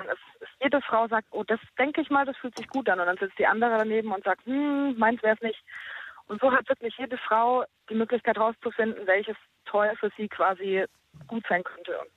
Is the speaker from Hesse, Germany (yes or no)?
no; Ulm, Baden-Württemberg, Germany